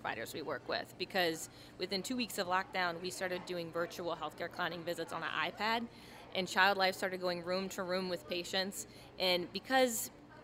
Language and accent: English; Chalmette, Louisiana, United States; it's home for me. I'm from Chalmette